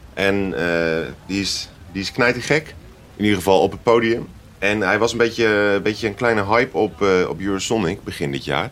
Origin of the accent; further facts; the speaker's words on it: Utrecht, Netherlands; onze thuisstad Utrecht